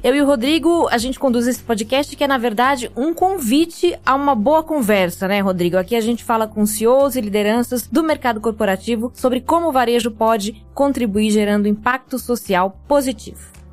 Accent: Pernambuco, Brazil; eu sou de Pernambuco

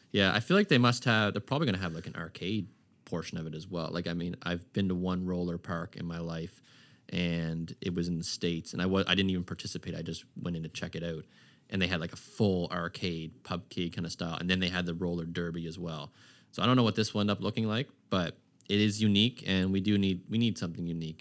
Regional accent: Halifax, Nova Scotia, Canada; I grew up in Aaron Cove till I was about, I don't know, eleven or twelve.

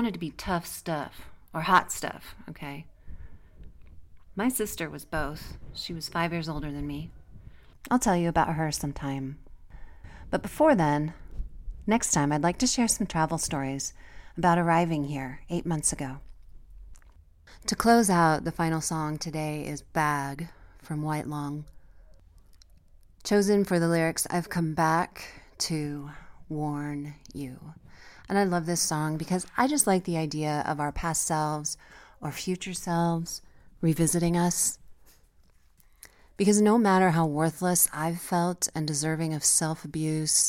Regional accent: Colorado, United States; my home state of Colorado

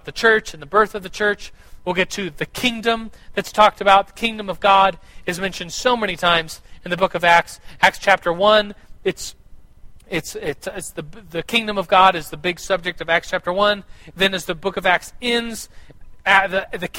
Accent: United States; we, as Americans

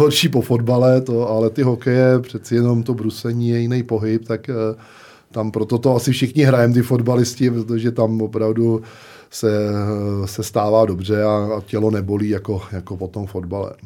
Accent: Smetanova Lhota, South Bohemian Region, Czechia; Pořád jsem aktivní fotbalově u nás ve Smetanový lhotě

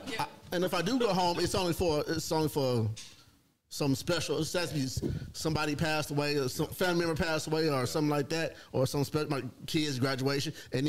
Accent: Dallas, Texas, United States; I grew up in Oak Cliff, right?

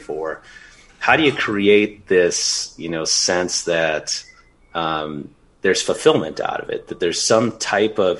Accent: Minnesota, United States; now in Los Angeles, United States; my home state of Minnesota

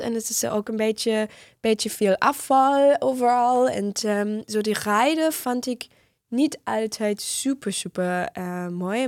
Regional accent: Northern Germany, Germany; Dutch is a second language; moved away; ik kom uit Noord-Duitsland

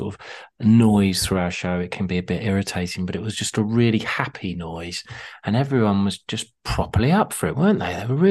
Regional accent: Harpenden, East of England, United Kingdom; We want to say a massive thank you to the people of Harpenden. It is my hometown

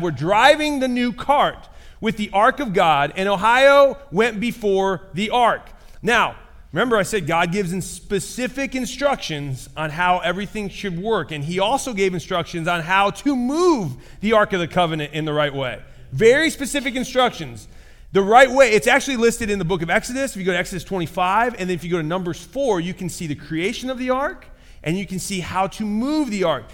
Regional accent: Michigan, United States; now in Indiana, United States; I grew up in Michigan, so I'm a Michigan fan

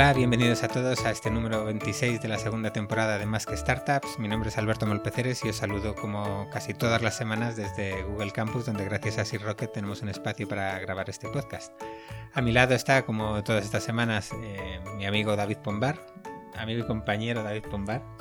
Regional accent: Bilbao, Basque Country, Spain; moved away as an adult; now in Madrid, Spain; yo soy de Bilbao, que la lluvia no me asusta

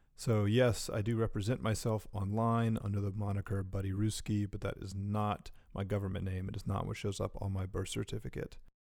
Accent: Durham, North Carolina, United States; a Durham kid through and through

